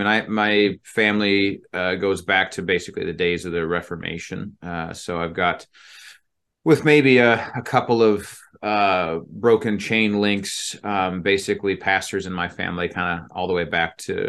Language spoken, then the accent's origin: English; Utah, United States; also born or lived in Indiana; I mean, I grew up in Utah. I'm from Indiana. That's what I consider to be home.